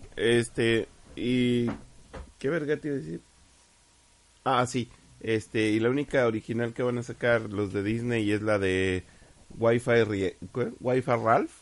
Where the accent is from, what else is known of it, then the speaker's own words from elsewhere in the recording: Mexico; somos mexicanos